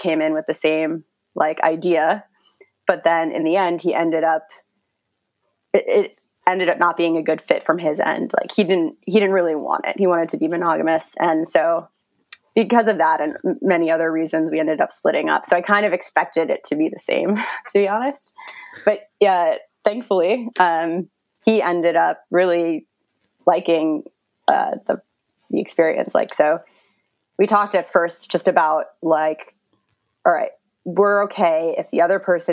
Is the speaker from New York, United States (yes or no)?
yes; New York, United States; moved away as an adult; now in Berlin, Germany; I live in Berlin, but I'm from New York